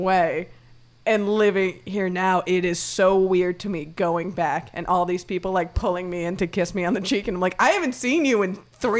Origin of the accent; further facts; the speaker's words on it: Miami, Florida, United States; where I grew up in Miami, it's a very Latin culture.